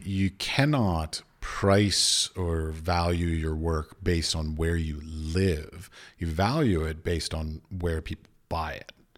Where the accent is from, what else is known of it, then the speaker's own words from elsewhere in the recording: United States; moved away as an adult; also born or lived in Abu Dhabi; now in Prague, Czech Republic; I was raised in the United States.